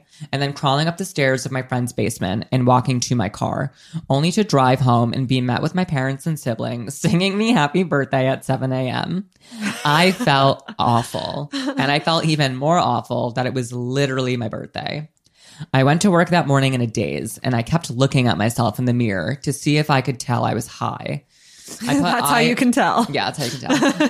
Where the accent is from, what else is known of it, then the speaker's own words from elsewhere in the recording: Rhode Island, United States; I'm also from Rhode Island and went to the same high school as Nika.